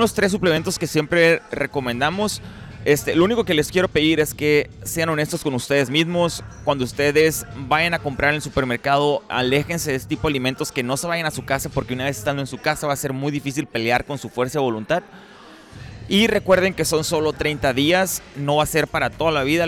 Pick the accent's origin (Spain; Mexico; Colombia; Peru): Mexico; Ciudad Obregón, Sonora; now in United States; yo crecí en Pobregón